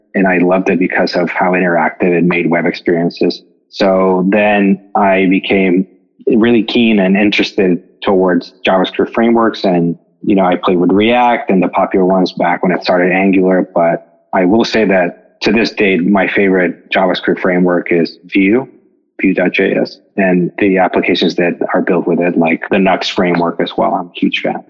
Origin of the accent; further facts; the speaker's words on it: Mexico; moved away as an adult; now in United States; I'm from Mexico. I grew up there and I came to the States for college.